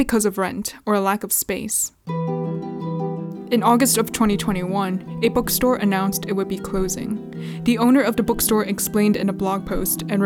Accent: Los Angeles, California, United States; first language English; moved away as an adult; now in Hong Kong; I was born and raised in California, and I've lived there for 18 years

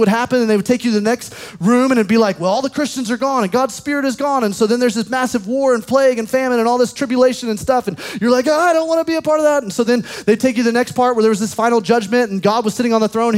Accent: Alabama, United States; In the South, I grew up in Alabama

